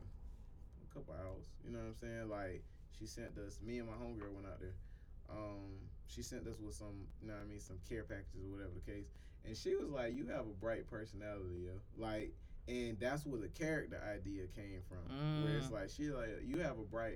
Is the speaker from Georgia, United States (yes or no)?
yes; Augusta, Georgia, United States; I'm from Augusta, Georgia